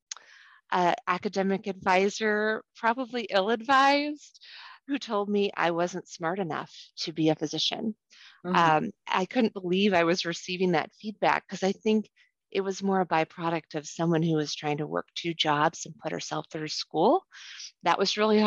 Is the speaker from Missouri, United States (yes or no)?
yes; St. Louis, Missouri, United States; now in Iowa, United States; I was raised in St. Louis